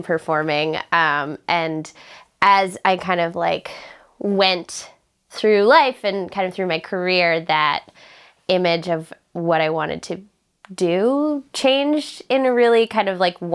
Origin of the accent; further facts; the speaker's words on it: Charlottetown, Prince Edward Island, Canada; I'm from Charlottetown, Prince Edward Island